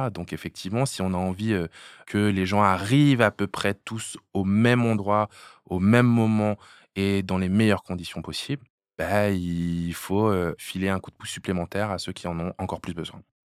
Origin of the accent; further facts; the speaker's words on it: Hérouville-Saint-Clair, Normandy, France; j'ai grandi à Hérouville-Saint-Clair